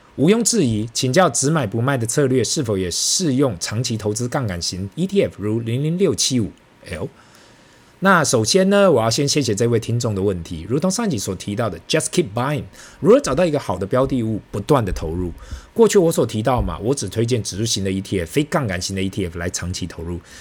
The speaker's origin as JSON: {"language": "Chinese", "region": "Taipei", "country": "Taiwan", "said": "我们台北这里大概就等同北京的两环内吧"}